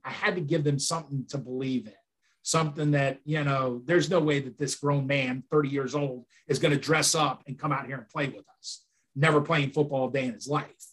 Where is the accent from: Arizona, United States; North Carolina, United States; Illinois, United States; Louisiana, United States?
Illinois, United States; Chicago; moved away; also born or lived in Miami; growing up in Chicago